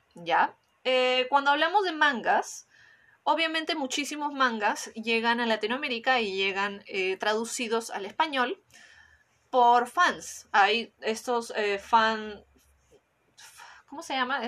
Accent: Peru; en mi país, cuando en Perú

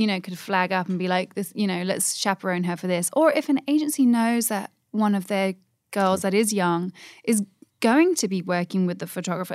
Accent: England, United Kingdom; I'm English

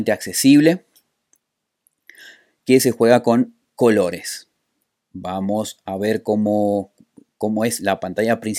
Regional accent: San Juan, Argentina; soy de San Juan, Argentina.

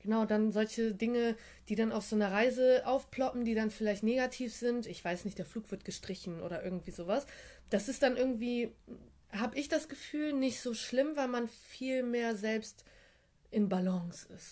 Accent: Bremerhaven, Bremen, Germany; moved away as an adult; also born or lived in Frankfurt; Ich komme eigentlich aus Bremerhaven

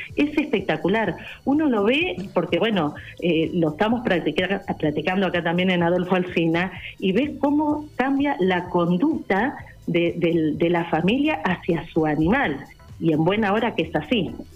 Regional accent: Carhué, Buenos Aires Province, Argentina; yo soy de Carué, pertenezco al grupo de provincia, en, provincia de Buenos Aires

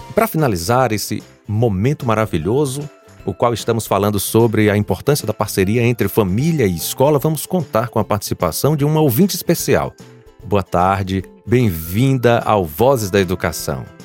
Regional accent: Bahia, Brazil; nós que somos baianos

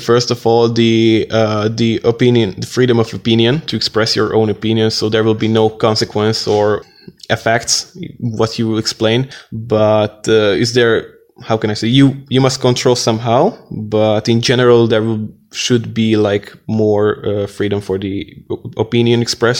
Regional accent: Nyíregyháza, Szabolcs-Szatmár-Bereg, Hungary; I'm from Nyíregyháza, so I'm a local person. I'm 21 years old and I am also a university student beside my work.

